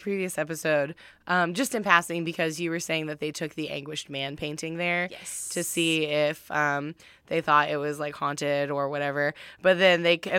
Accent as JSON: {"language": "English", "region": "the South", "country": "United States", "tie": "born or raised there", "said": "growing up in the South."}